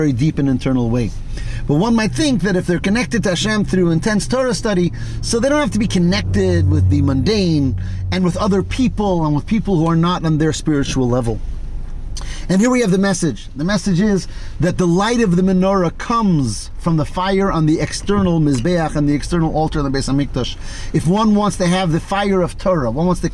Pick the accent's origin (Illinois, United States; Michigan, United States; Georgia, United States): Michigan, United States; Detroit; I grew up in Detroit